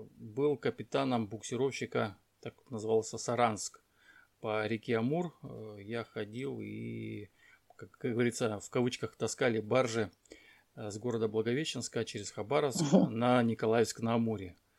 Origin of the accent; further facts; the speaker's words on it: Dushanbe, Tajikistan; also born or lived in Blagoveshchensk, Amur Oblast; now in Russian Far East, Russia; Родился, кстати, это я родился в Душамбе, город такой есть Душамбе, это Таджикистан